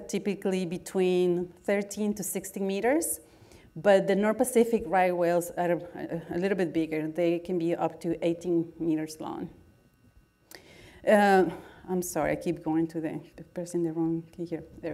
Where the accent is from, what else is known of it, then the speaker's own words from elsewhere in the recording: Guatemala; English is a second language; moved away as an adult; now in United States; I was born in Guatemala, and I did all my undergraduate work there